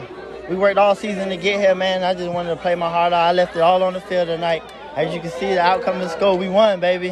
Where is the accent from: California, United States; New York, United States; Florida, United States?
Florida, United States; Jacksonville; I'm from Jacksonville, Florida, baby.